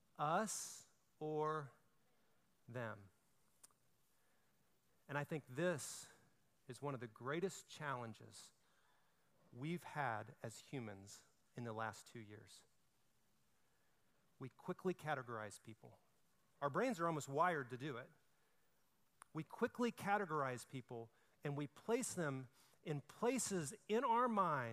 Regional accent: Alabama, United States; I'm from Alabama

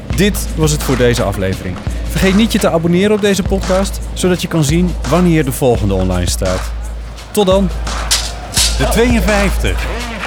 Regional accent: Amsterdam, North Holland, Netherlands; als Amsterdammer

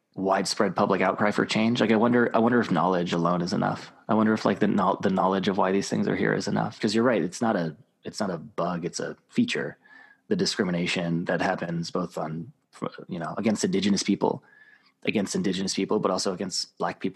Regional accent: Rapid City, South Dakota, United States; I grew up in South Dakota, in Rapid City, South Dakota.

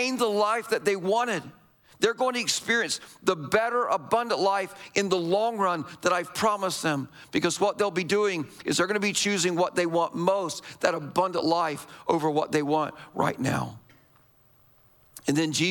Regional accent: United States; us as American Christians

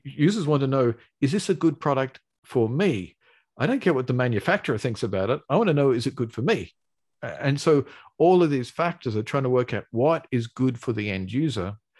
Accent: Australia; accent: Australian; I've got an Australian accent. I'm Australian

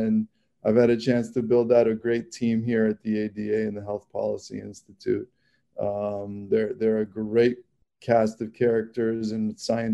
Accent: Toronto, Ontario, Canada; also born or lived in Washington, D.C.; now in Chicago, United States; So I'm Canadian. I mean, I grew up in Toronto

